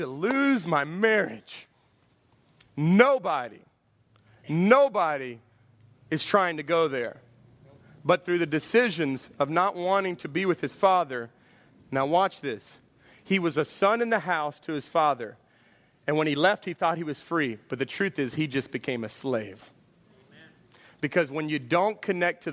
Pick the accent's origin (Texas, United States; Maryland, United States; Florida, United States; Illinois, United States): Texas, United States; Houston; I'm from Houston